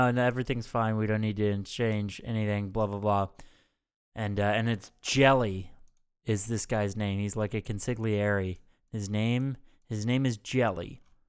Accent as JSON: {"language": "English", "region": "New York", "country": "United States", "tie": "born or raised there", "said": "I grew up on the Upper West Side of Manhattan. I don't got to worry about no cops."}